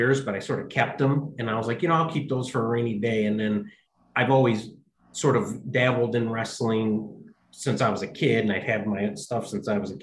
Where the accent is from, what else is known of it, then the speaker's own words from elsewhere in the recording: Cleveland, Ohio, United States; I'm from Cleveland